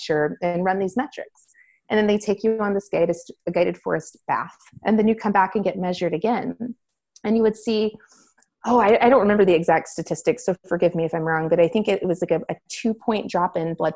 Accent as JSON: {"language": "English", "region": "Florida", "country": "United States", "tie": "born or raised there", "moved": "as an adult", "said": "I grew up in Florida on the beach"}